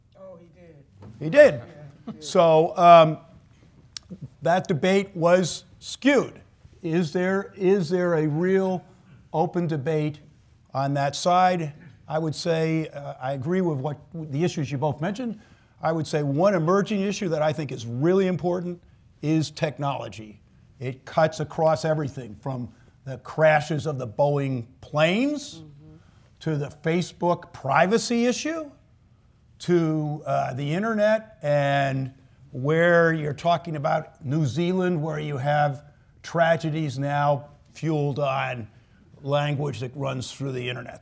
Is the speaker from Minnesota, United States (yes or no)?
no; New York, United States; moved away as an adult; I grew up in New York, started in the city in the mid 70s